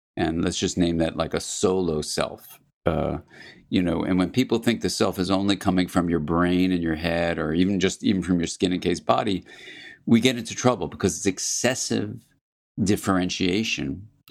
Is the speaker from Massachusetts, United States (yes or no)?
no; California, United States; I'm from California